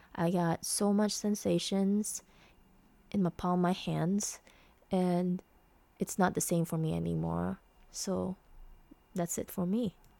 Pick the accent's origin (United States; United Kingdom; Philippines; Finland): Philippines; I'm a Filipina